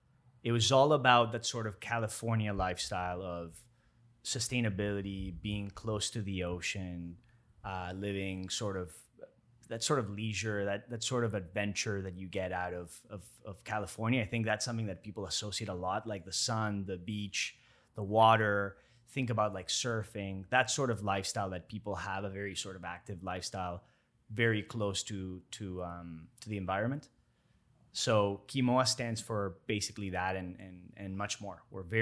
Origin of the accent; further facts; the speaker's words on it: Toronto, Ontario, Canada; now in Miami, United States; growing up in Toronto, spending 20 years over there, I was raised for a big chunk of my life over there.